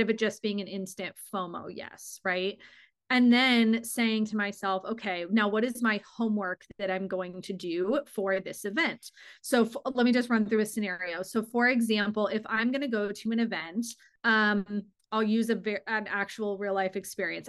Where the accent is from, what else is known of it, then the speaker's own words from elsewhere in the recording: Arizona, United States; I am born and raised in Arizona.